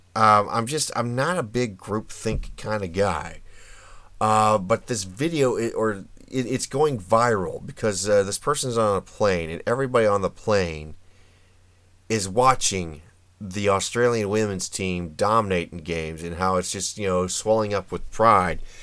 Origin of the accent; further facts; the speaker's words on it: United States; I say this as an American